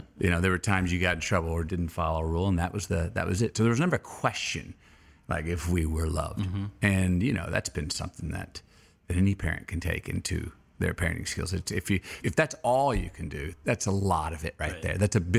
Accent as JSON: {"language": "English", "town": "Uvalde", "region": "Texas", "country": "United States", "tie": "born or raised there", "said": "I was born in Uvalde, Texas."}